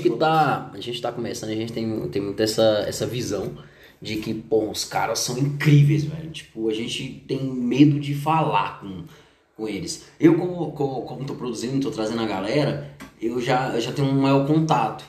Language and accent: Portuguese; Brasília, Federal District, Brazil; eu sou aqui de Brasília, eu sou candango